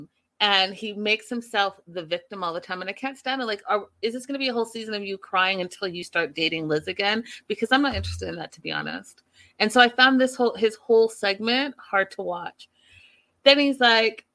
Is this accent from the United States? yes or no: no; Pacific Northwest, British Columbia, Canada; I'm Canadian